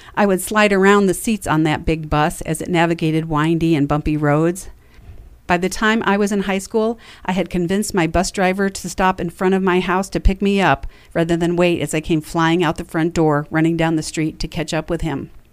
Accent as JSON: {"language": "English", "region": "New York", "country": "United States", "tie": "born or raised there", "said": "Growing up in New York meant a trip to Cooperstown while in middle school"}